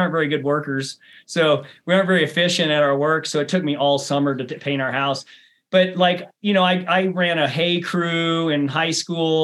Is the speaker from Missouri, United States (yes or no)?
yes; rural Missouri, United States; also born or lived in Bend, Oregon; now in Flagstaff, United States; I grew up on a 700-acre family farm